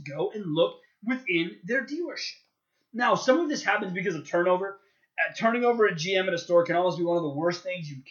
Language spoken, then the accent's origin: English; Chicago, Illinois, United States; I'm a Chicagoan